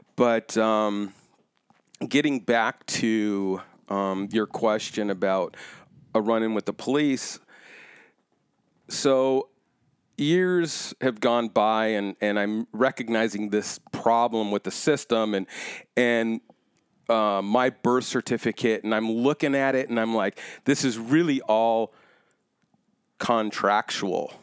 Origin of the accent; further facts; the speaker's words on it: Orange County, California, United States; moved away as an adult; also born or lived in Chicago; growing up in Orange County, I was always too black to be white and too white to be black.